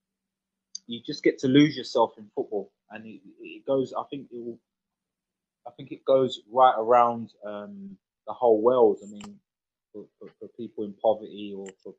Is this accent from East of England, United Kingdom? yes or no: no; London, United Kingdom; I grew up in Peckham in South London